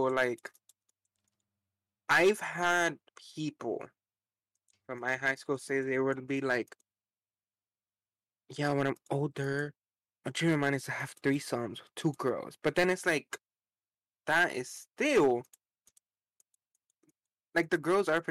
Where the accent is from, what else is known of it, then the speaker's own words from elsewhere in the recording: Miami, Florida, United States; I am from Miami. So there is a lot of us down here